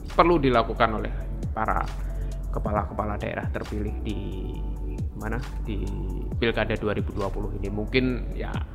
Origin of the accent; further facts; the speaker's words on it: Sleman Regency, Special Region of Yogyakarta, Indonesia; di kampung saya di Kabupaten Sleman